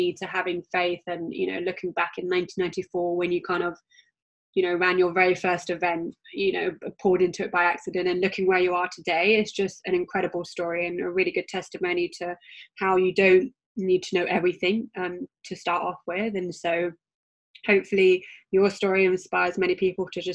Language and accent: English; United Kingdom; accent: British; my British accent